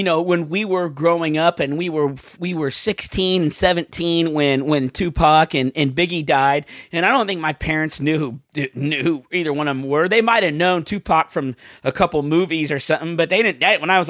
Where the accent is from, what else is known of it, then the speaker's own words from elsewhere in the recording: Brooklyn, New York, United States; I'm from Brooklyn and I like salsa.